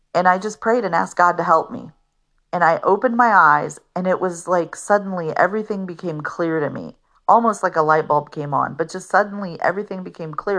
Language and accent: English; Fort Wayne, Indiana, United States; I was still living in my hometown of Fort Wayne at the time